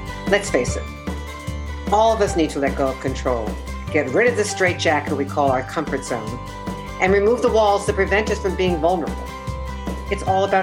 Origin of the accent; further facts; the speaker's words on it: Miami Beach, Florida, United States; I grew up in Bay Harbor Island, which is in Miami Beach.